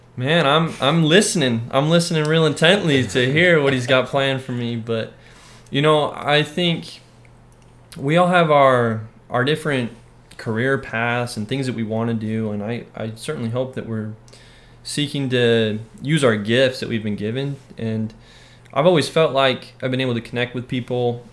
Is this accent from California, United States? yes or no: no; Orem, Utah, United States; moved away as an adult; now in Texas, United States; I'm from Orem, Utah originally and uh, born and raised